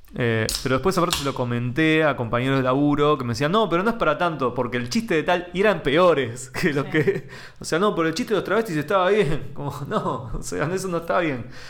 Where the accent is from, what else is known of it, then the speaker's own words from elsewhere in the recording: Temperley, Buenos Aires Province, Argentina; yo soy de Temperley